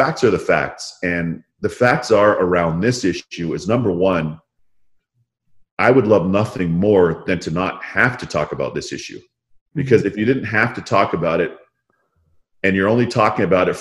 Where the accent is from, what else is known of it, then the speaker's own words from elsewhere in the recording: Toronto, Ontario, Canada; Toronto Raptors and my hometown, the Raptors